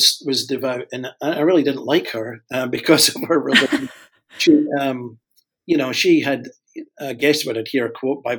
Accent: Glasgow, Scotland, United Kingdom; moved away as an adult; also born or lived in Vienna, Austria; Well, I am originally from Glasgow in Scotland and was raised in a non-Christian home. Became a Christian when I was just turning 21 in Glasgow in Scotland

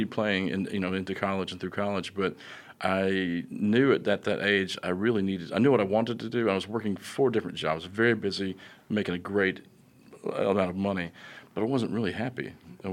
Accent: Russellville, Arkansas, United States; I'm from beautiful Russellville

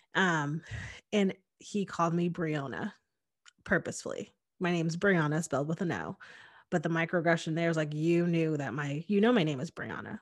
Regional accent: Hamden, Connecticut, United States; I grew up in Connecticut, um, in a very diverse place. I lived in Hamden, which was in New Haven County

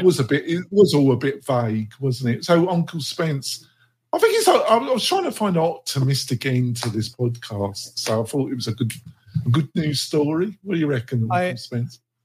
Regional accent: England, United Kingdom; I'm English

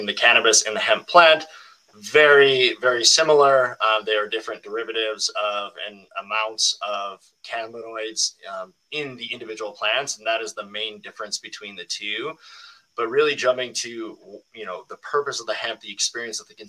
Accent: Minnesota, United States; the Chill State Collective, which is in my home state of Minnesota

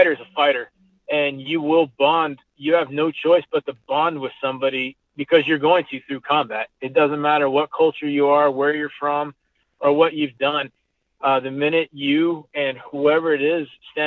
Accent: United States; I'm American

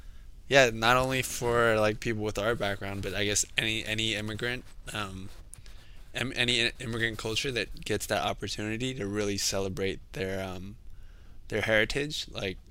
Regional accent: Kansas City, United States; even in where I was raised in Kansas City. So yeah, we also had our own performances. Like I went to a Chinese language school on Sundays

